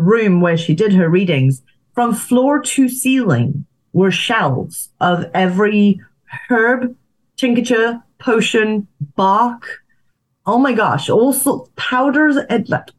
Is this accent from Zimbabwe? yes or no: yes; Zimbabwe; moved away; also born or lived in South Africa; I grew up in Zimbabwe